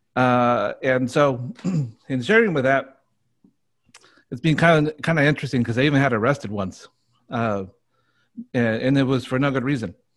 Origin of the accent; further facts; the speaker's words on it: Burbank, California, United States; I grew up in Burbank